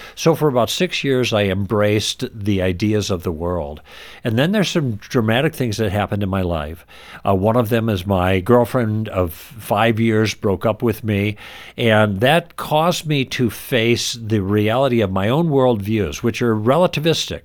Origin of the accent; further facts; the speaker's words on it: Midwest, United States; moved away; also born or lived in Los Angeles; We were raised in the Midwest